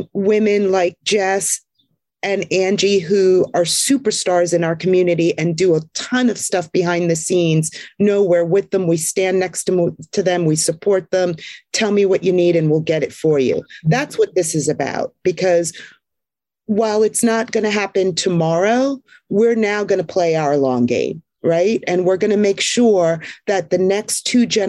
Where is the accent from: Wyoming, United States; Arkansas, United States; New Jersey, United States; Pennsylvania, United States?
New Jersey, United States; Jersey Shore; moved away as an adult; I grew up on the Jersey Shore